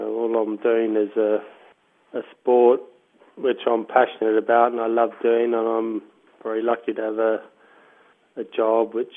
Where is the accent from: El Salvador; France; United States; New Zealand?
New Zealand; moved away as an adult; now in United Kingdom; I am a New Zealander and I'm very proud of being a New Zealander